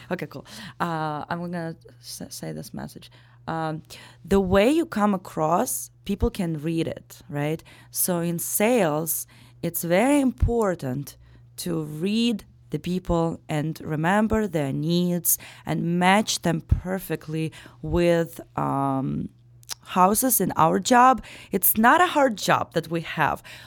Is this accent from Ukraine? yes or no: yes; Ukraine; English is a second language; moved away as an adult; also born or lived in Daytona Beach, Florida; now in Chicago, United States; born and raised in Ukraine up till I turned, uh, eighteen